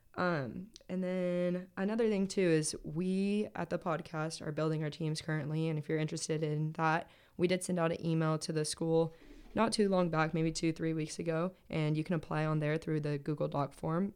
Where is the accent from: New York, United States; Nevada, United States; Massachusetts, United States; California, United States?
California, United States; moved away as an adult; I'm from California